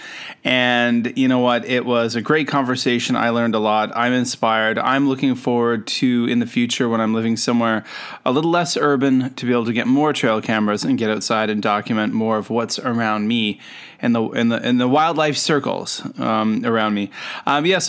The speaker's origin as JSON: {"language": "English", "country": "Canada", "moved": "yes", "lives_now": "Shenzhen, China", "said": "I'm a Canadian. I'm an educator. I live and work in Shenzhen, China"}